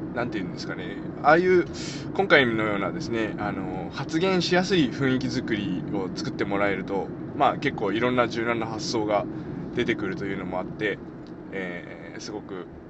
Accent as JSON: {"language": "Japanese", "town": "Nogata", "region": "Fukuoka", "country": "Japan", "tie": "born or raised there", "said": "僕能形出身なんですけど、"}